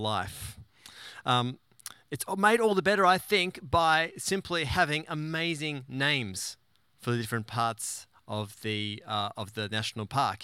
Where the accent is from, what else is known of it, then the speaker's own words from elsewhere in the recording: Tasmania, Australia; moved away; the glorious island of Tasmania, my home state